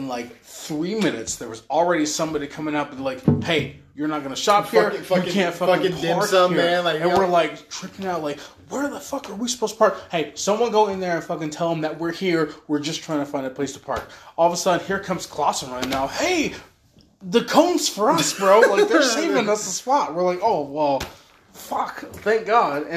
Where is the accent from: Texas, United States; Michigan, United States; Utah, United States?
Utah, United States; I'm from Utah